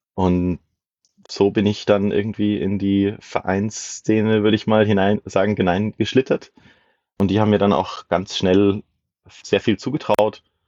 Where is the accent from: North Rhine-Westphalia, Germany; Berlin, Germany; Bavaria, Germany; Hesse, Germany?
Bavaria, Germany; area around Würzburg; Ich komme aus der Gegend um Würzburg herum